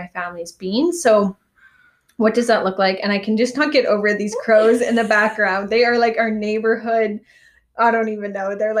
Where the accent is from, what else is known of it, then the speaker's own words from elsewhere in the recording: Calgary, Alberta, Canada; now in Vancouver, Canada; I've always gone home to my hometown of Calgary for every Christmas since moving to Vancouver.